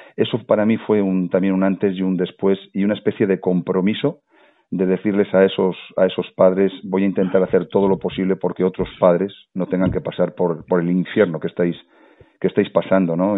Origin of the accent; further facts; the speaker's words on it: La Rioja, Spain; La Rioja, de donde yo soy